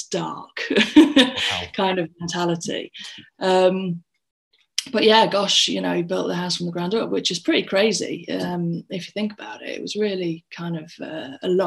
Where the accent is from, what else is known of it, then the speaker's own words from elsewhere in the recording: Scunthorpe, Yorkshire and the Humber, United Kingdom; I'm from Scunthorpe. I was born in Scunny General Hospital many a year ago. And I grew up in a little village about half an hour outside of Scunny.